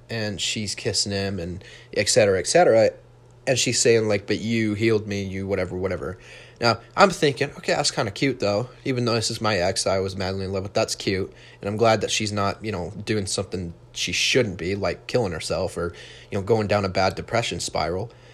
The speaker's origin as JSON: {"language": "English", "region": "Utah", "country": "United States", "tie": "born or raised there", "said": "I was born in Utah."}